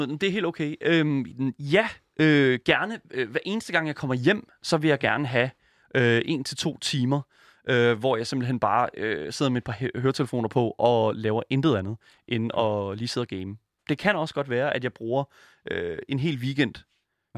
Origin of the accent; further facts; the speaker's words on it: Horsens, Central Denmark Region, Denmark; also born or lived in Djursland; now in Copenhagen, Denmark; jeg kommer originalt fra Horsens